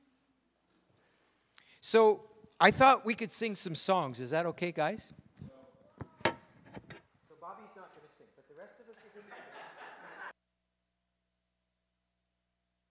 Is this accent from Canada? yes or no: yes; Canada; as a Canadian Christian